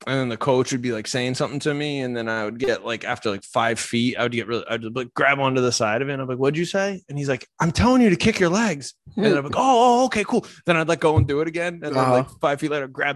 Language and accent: English; Pottstown, Pennsylvania, United States; I grew up in Pottstown, Pennsylvania